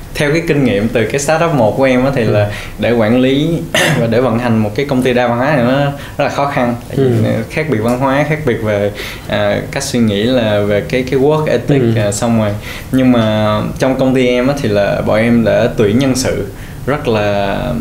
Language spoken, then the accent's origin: Vietnamese; Vietnam; mình là người Việt